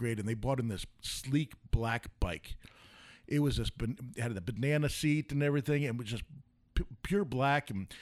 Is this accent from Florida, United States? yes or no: no; New York, United States; moved away; I grew up in New York, and we had a camp.